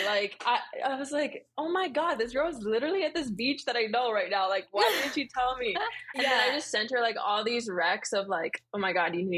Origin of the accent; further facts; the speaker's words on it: Maui, Hawaii, United States; moved away as an adult; now in Arizona, United States; I'm originally from Maui, Hawaii. I've lived there my entire life. And then I moved out to like Arizona to go to school out here.